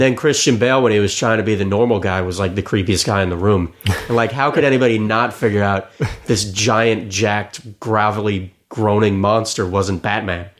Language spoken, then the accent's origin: English; South Florida, United States; moved away; I grew up in South Florida